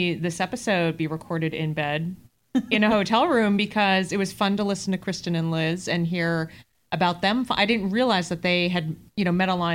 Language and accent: English; Boston, Massachusetts, United States; I'm from Boston